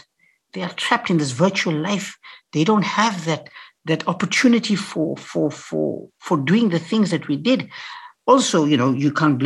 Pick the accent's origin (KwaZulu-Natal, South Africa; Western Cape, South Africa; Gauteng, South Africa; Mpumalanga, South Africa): Mpumalanga, South Africa; Piet Retief; when I grew up in Pietretief, a little farm, little dorp in the Eastern Transvaal, I grew up there